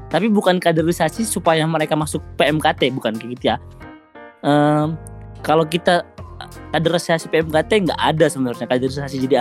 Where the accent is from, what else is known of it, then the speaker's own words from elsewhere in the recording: North Sumatra, Indonesia; saya sendiri itu asalnya kan dari Sumatera Utara kayak gitu saya sebelumnya nggak tahu lah Purbalingga itu bagian mana Indonesia